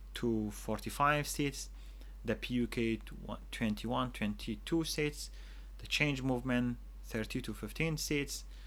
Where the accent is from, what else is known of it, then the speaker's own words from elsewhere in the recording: Choman, Kurdistan Region, Iraq; I have lived in the Kurdistan region all my life, and other than two years that I studied outside